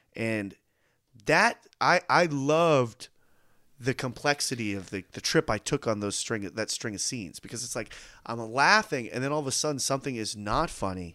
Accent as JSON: {"language": "English", "country": "United States"}